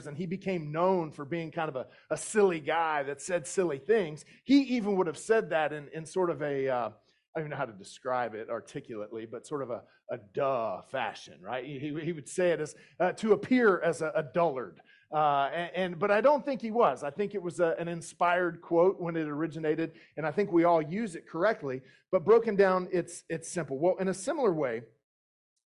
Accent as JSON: {"language": "English", "region": "southeastern United States", "country": "United States", "tie": "born or raised there", "moved": "yes", "said": "My accent may give me away, but I grew up in the southeastern United States primarily"}